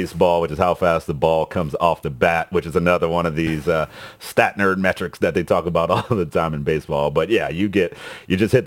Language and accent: English; Texas, United States; growing up in Texas